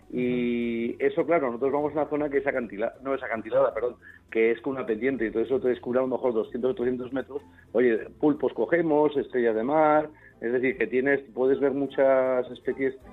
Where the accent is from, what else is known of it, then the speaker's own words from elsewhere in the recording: Spain; no por aquello de decir que bien, qué buenos somos españoles